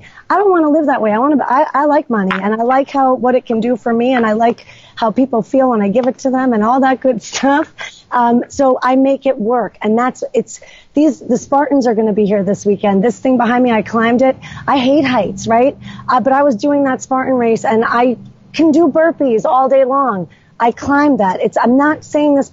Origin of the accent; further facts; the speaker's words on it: New York, United States; moved away as an adult; now in Killington, Vermont, United States; I'm not from here. I'm from New York